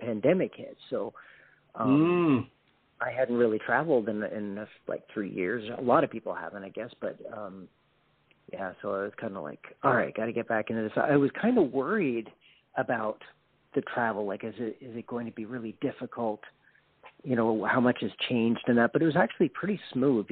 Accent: Canada

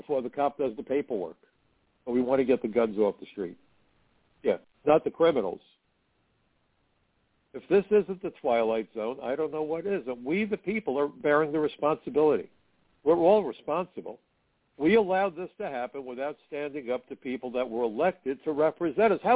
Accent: New York, United States; Being a New Yorker

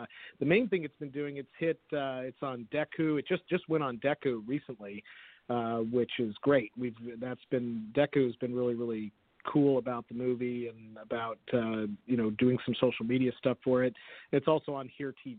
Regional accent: San Jose, California, United States; I was born and raised in San Jose

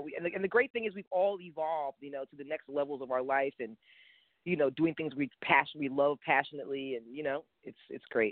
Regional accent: New York City, New York, United States; growing up in New York City

